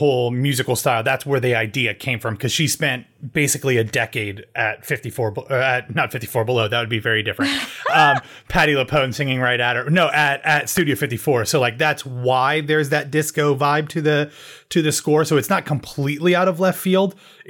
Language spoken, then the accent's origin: English; Columbus, Ohio, United States; Columbus, Ohio, my hometown